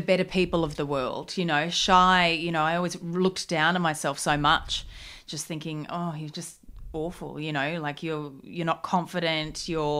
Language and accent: English; Gold Coast, Queensland, Australia; On the Gold Coast. Party town.